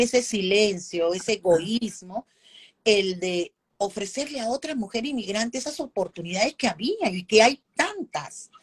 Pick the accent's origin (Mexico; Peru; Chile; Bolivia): Peru; Lima; moved away as an adult; now in Indiana, United States; En Perú, soy peruana, he trabajado años, si tú vas a Perú, como se dice en Lima, que soy limeña, ¿no? que es de la capital